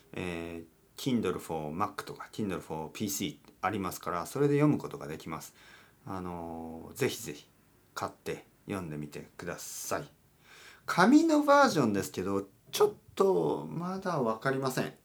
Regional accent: Kyushu, Oita, Japan; now in Tokyo, Japan; 僕の出身は九州の大分県です

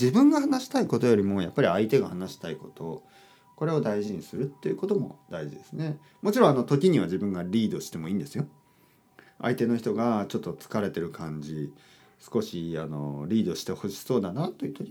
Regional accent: Kyushu, Japan; いや本当にまあまあ僕あの九州出身なんですけど、

